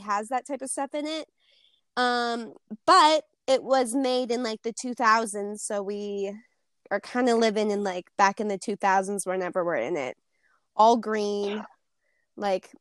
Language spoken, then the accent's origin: English; Montana, United States; I am from Montana